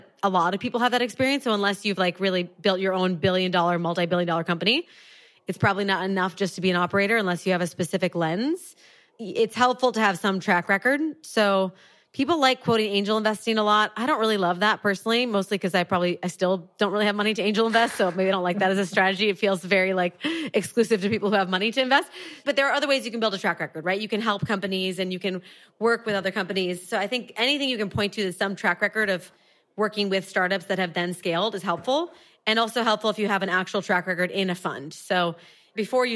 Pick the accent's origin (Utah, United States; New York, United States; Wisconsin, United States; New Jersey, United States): Wisconsin, United States; I am originally from Wisconsin, middle of the US